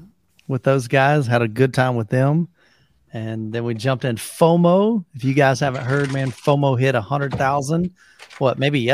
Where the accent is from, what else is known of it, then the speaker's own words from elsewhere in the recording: Florida, United States; so I'm from Florida, born and raised Florida. I don't drive in snow very often